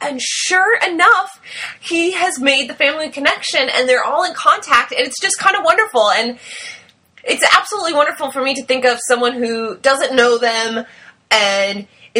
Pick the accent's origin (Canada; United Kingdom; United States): United States; we're American